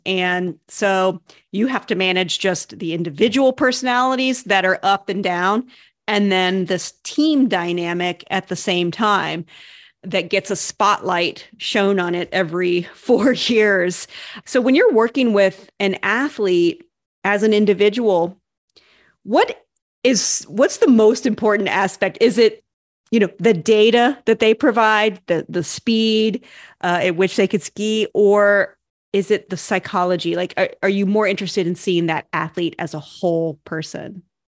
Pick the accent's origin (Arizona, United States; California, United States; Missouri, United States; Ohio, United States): Ohio, United States; I grew up in Ohio